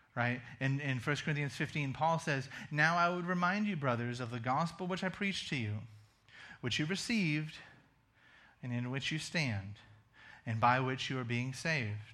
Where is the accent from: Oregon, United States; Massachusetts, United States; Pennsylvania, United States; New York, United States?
Massachusetts, United States; moved away; also born or lived in rural Kentucky / rural Virginia; I'm from Massachusetts.